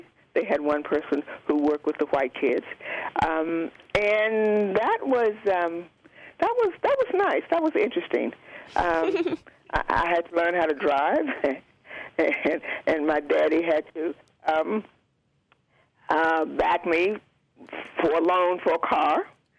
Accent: Roanoke, Virginia, United States; moved away; also born or lived in North Carolina; I was born in Roanoke, Virginia, yes.

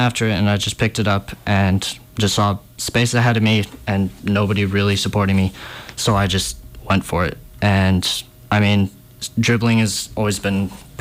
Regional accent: Montana, United States; I'm from Montana

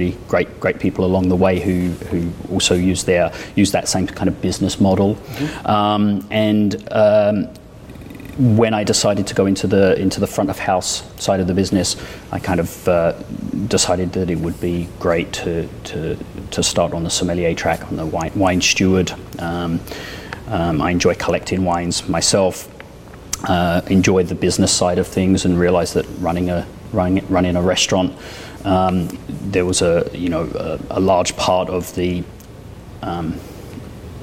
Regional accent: United Kingdom; also born or lived in France; now in United States; I was born and raised just outside London.

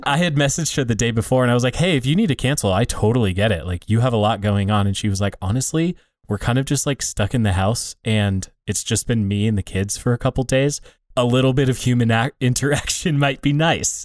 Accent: United States; also born or lived in Iowa / Montana; I grew up in pretty small town Iowa and small town Montana

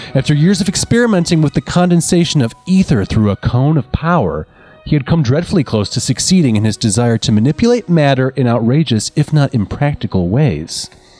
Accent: United States; I thought I would do a little cross-culture exchange and share some of the stories that I grew up with in the United States of America.

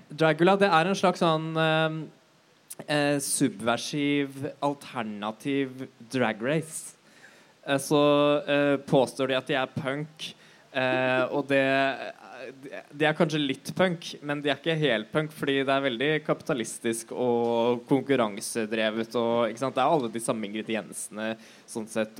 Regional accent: Bærum, Akershus, Norway; moved away as an adult; now in Oslo, Norway; født i Oslo. Um, oppvokst i Bærum

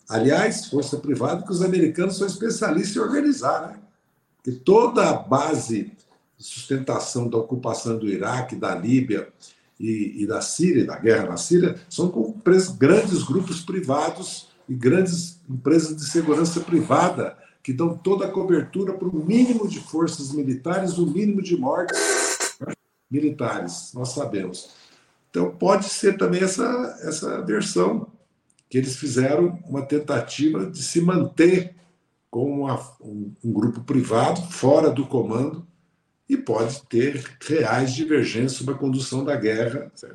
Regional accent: Brazil

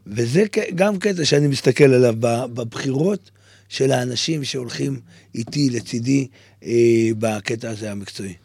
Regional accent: Tze'elim, Southern District, Israel; ילד שגדל באיזה כפר באמצע המדבר

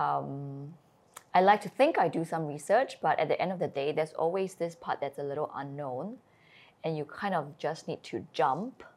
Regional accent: Singapore; moved away; also born or lived in Shropshire, England / China; I am born and I grew up in Singapore

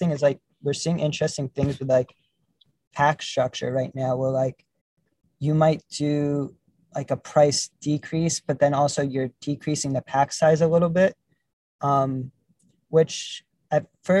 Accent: New York, United States; growing up in New York

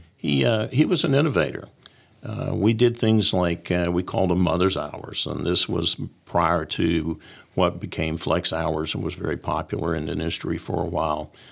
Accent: Columbia, United States; I came back to Columbia, my hometown

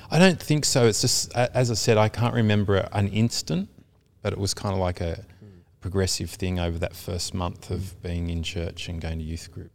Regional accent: Caringbah, New South Wales, Australia; also born or lived in Taren Point; I was born in Carrimbah

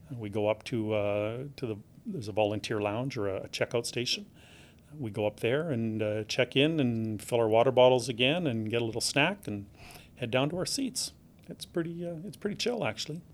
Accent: Regina, Saskatchewan, Canada; We're both born and raised in Regina

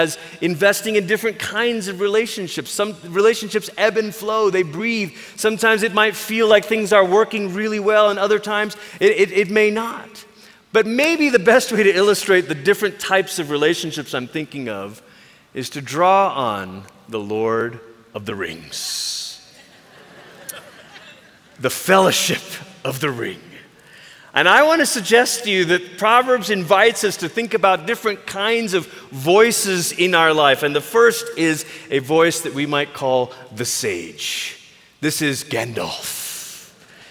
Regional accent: Malaysia; now in United States; I grew up in Malaysia

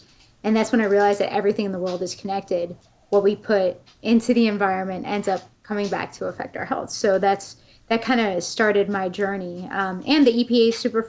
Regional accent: Buffalo, New York, United States; moved away; I grew up in Buffalo, New York, and love Canal.

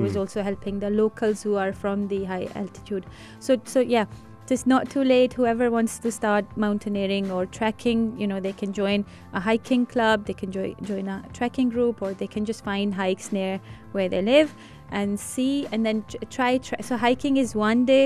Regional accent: Rawalpindi, Punjab, Pakistan; English is a second language; now in Dubai, United Arab Emirates; I'm from Rawalpindi in Pakistan, it's still quite hot there.

